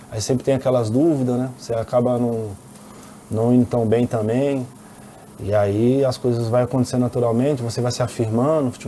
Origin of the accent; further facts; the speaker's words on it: Paraná, Brazil; eu, sou, eu sou paranaense